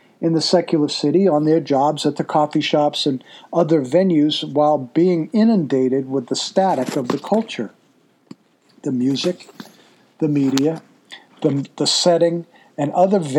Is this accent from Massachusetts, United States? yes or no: yes; Massachusetts, United States; moved away; I'm originally from Massachusetts